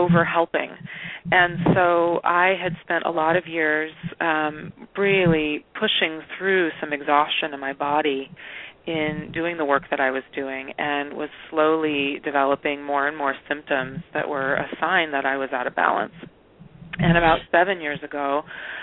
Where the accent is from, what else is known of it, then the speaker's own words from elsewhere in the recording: Eugene and Portland, Oregon, United States; moved away; also born or lived in San Francisco / Brazil; I grew up in Oregon, up in Eugene and in Portland.